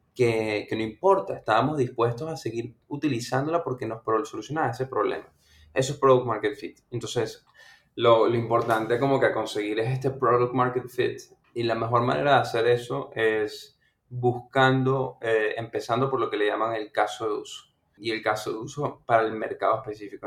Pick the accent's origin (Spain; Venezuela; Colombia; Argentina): Venezuela; yo nací en Venezuela